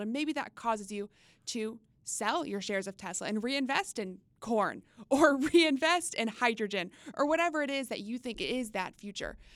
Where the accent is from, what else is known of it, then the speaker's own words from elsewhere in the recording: Texas, United States; now in Washington, D.C. area, United States; quintessential summer growing up in Texas